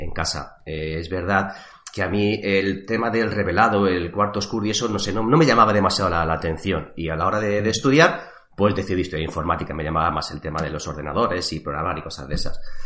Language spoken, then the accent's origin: Spanish; Madrid, Community of Madrid, Spain; now in Toledo, Spain; también nací en Madrid, aunque actualmente resido, vivo aquí en, Toledo